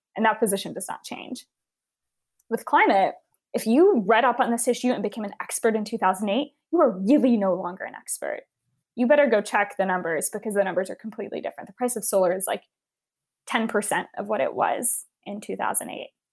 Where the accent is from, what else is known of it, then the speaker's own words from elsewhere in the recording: Houston, Texas, United States; I grew up in Houston, Texas.